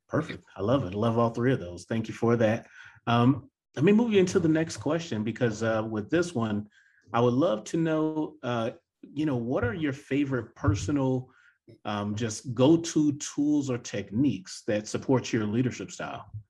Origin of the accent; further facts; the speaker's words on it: the South, United States; being born and raised in the South